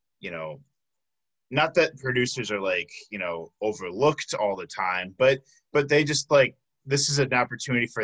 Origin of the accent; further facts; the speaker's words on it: Tinley Park, Illinois, United States; The south suburbs of Chicago, the Tinley Park area